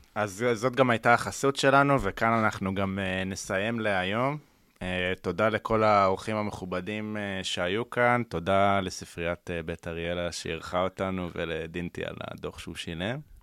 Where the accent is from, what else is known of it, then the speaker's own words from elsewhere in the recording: Central Israel, Israel; אני, כאשכנזי מהמרכז, ילד טוב